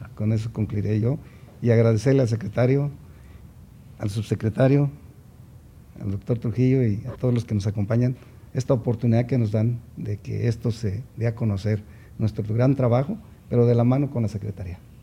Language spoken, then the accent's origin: Spanish; Mexico; todos somos mexicanos